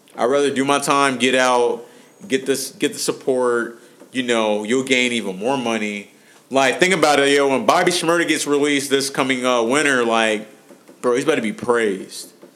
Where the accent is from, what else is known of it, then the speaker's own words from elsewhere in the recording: Cincinnati, Ohio, United States; I'm from Cincinnati. we from Cincinnati